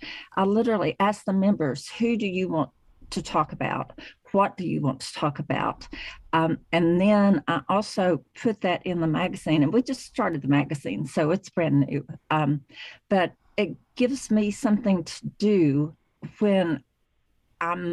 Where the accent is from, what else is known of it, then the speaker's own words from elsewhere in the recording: Chattanooga, Tennessee, United States; I am originally from the Chattanooga, Tennessee area